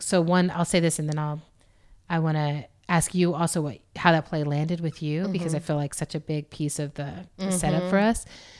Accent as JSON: {"language": "English", "country": "Germany", "tie": "born or raised there", "said": "Or look, you know, we grew up in Germany, which at the time we grew up there, we were in West Germany and there was a wall."}